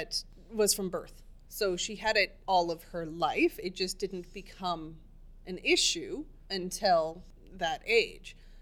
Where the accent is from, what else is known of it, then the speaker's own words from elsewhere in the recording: Canada; we are Canadian